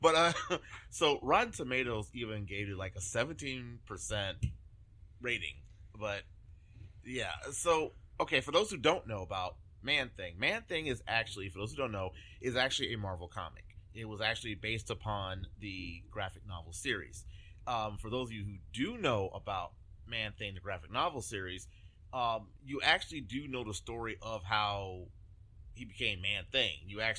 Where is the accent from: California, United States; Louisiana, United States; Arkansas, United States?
Louisiana, United States; moved away; I'm from Louisiana originally